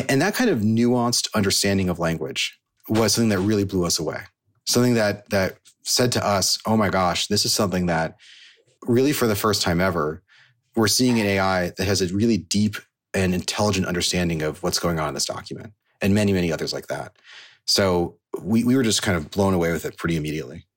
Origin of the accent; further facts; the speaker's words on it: Silicon Valley, California, United States; I grew up in Silicon Valley